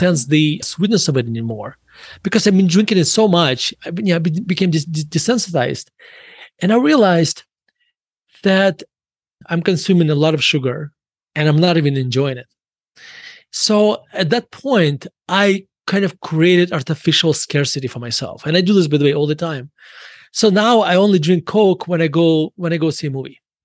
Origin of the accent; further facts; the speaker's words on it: Murmansk, Murmansk Oblast, Russia; now in United States; When I was growing up in Russia